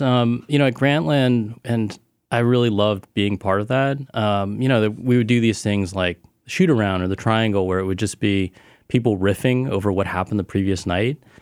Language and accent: English; Cupertino, California, United States; also born or lived in Illinois / Plano, Texas / Richardson, Texas / Taiwan; I spent most of my life in the Bay Area, mm-hmm. Cupertino.